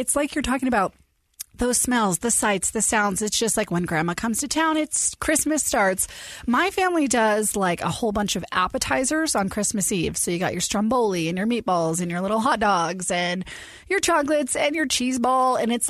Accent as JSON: {"language": "English", "region": "Maine", "country": "United States", "tie": "born or raised there", "moved": "yes", "said": "I grew up in Maine"}